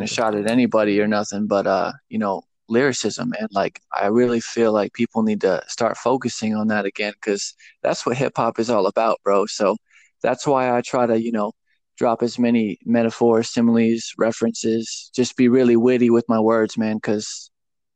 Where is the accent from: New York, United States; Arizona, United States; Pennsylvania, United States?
Arizona, United States; Phoenix; moved away as an adult; now in Tennessee, United States; I'm from Phoenix, Arizona. I pretty much grew up out there. And but I recently moved to Tennessee, like, I guess 2 years ago